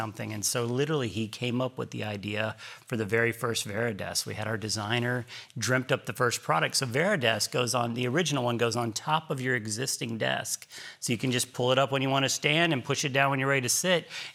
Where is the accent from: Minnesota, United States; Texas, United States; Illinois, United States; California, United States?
Texas, United States; Galveston; also born or lived in Houston; growing up in Galveston